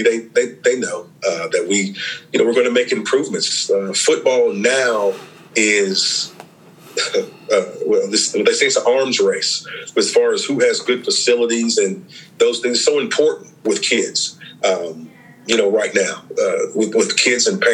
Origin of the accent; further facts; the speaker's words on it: Charlotte, North Carolina, United States; I'm from Charlotte. You know, I went to middle school, Randolph Middle School, went to high school, East Meck High School